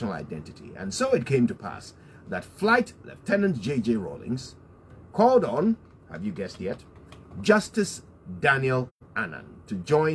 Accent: Ghana; as a Ghanaian, I spend a lot of time thinking about my country.

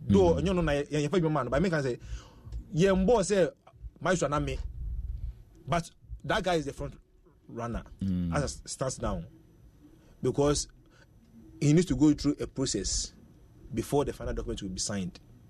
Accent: Ghana; And then so, as a Ghanaian, who need a coach

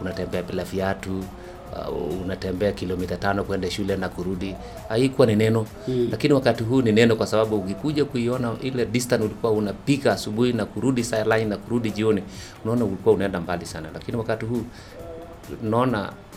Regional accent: Kaptalamwa, Elgeyo-Marakwet County, Kenya; Kaptalamwa huko ndio nilipozaliwa milimani juu kabisa Cherangani

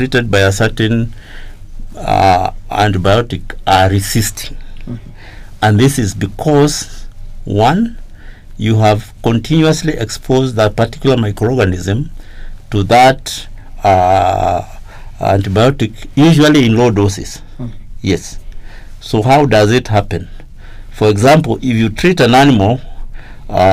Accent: Kenya; I grew up in Kenya when we had a very stringent agricultural extension service

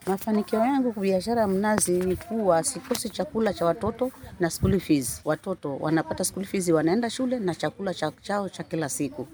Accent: Mavueni, Kilifi County, Kenya; Mimi ni mzaliwa wa Mavueni

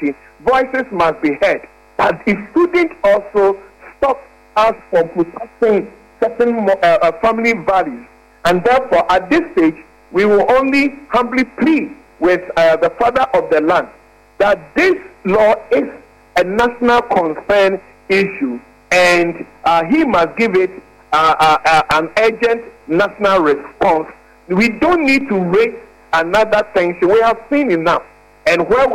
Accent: Ghana; When I am hungry as a Ghanaian

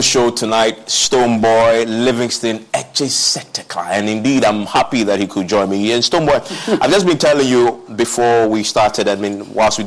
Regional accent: Ghana; I grew up in the Zongo

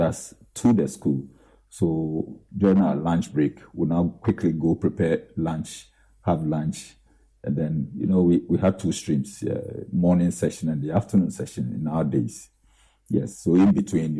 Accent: Adukrom, Eastern Region, Ghana; also born or lived in Winneba; Nifa Secondary School in my hometown, Edikro

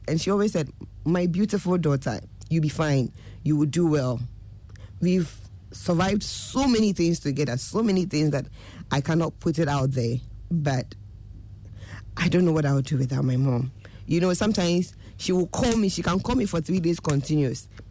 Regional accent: Obuasi, Ashanti, Ghana; I grew up in Obuasi.

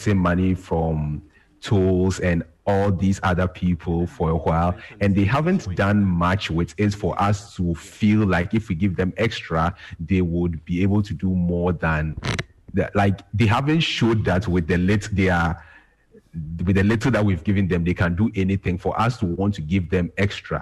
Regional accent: Ghana; as a Ghanaian

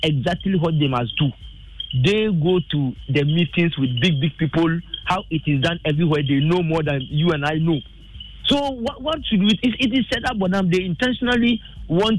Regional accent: Ghana; now in Japan; we Ghanaians

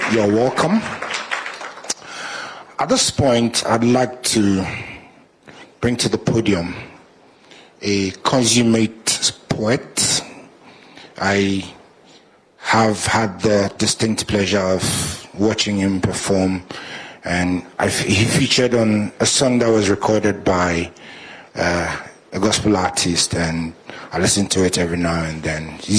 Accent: Dubai, United Arab Emirates; I'm from Dubai, and I'm here to speak to you all.

